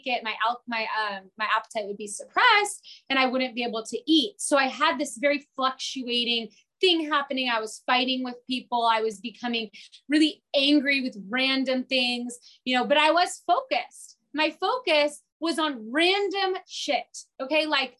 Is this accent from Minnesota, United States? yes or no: no; San Diego, California, United States; I was born here in San Diego.